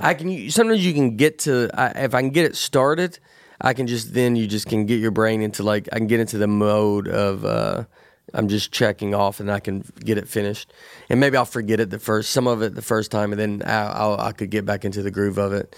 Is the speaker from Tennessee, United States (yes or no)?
yes; Tennessee, United States; growing up in Tennessee